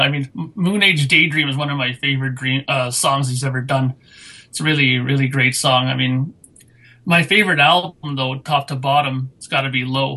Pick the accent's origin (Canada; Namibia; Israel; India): Canada; being Canadian